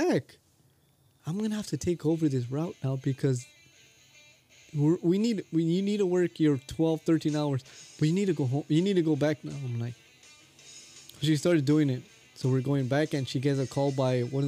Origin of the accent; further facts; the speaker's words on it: Guatemala; moved away; I'm from Guatemala